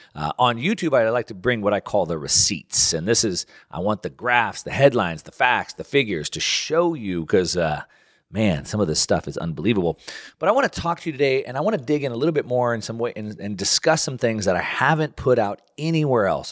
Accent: United States; as an American

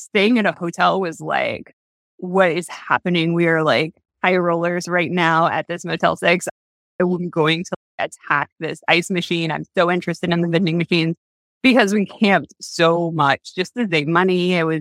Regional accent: Southwest Missouri, United States; moved away; I'm originally from Missouri, Southwest Missouri.

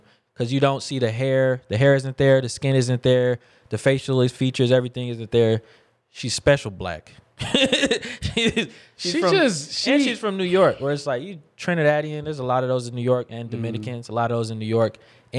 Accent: South Korea; that person's from Thailand and I'm from Korea.

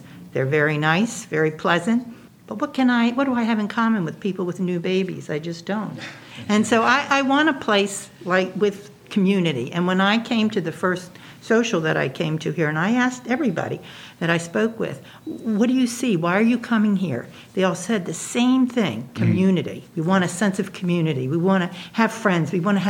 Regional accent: Baltimore, Maryland, United States; Where'd you grow up? In Baltimore.

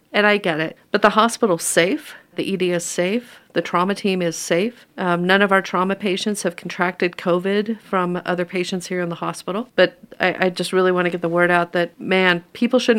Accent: New Mexico, United States; moved away as an adult; also born or lived in Albuquerque, New Mexico / Minnesota; now in Denver, United States; I was originally born and raised in New Mexico

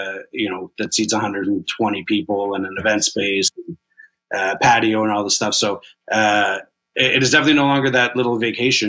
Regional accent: Kitchener, Ontario, Canada; moved away as an adult; also born or lived in Toronto; growing up in Kitchener, Waterloo, you're very exposed to German culture

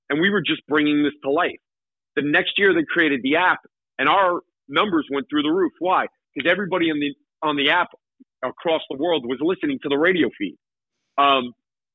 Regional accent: New York City, New York, United States; I'm a kid from Queens. My parents are immigrants.

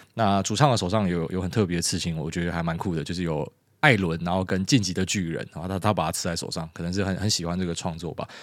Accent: Taiwan; 我们台湾人

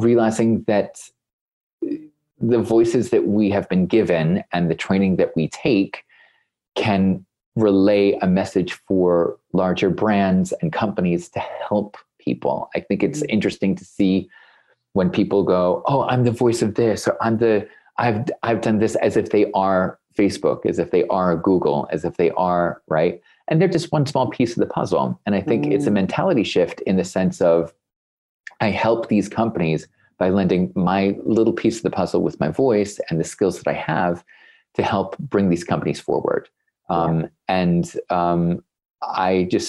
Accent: United States; now in Germany; me being an American here in Germany

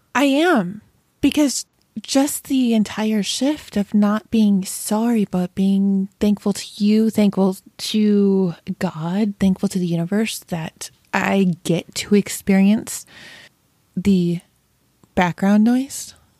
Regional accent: Rochester, New York, United States; moved away; I'm from Rochester originally

